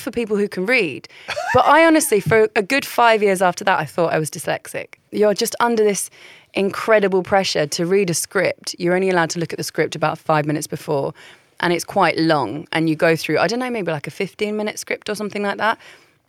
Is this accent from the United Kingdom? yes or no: yes; Croydon, London, United Kingdom; also born or lived in Essex; I was born in Essex. I moved to central London. I grew up in Surrey, but not Surrey, like Croydon.